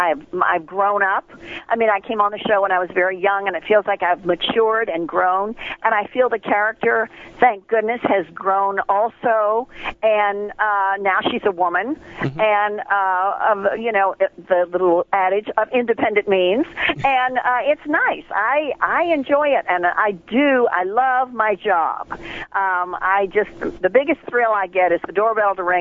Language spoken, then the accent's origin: English; Petersburg, Virginia, United States; moved away; I grew up right outside of Richmond in Petersburg, and that was my home